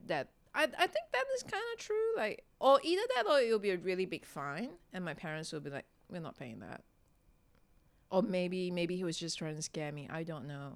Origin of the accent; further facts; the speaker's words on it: Singapore; when I was growing up in Singapore, it was quite conservative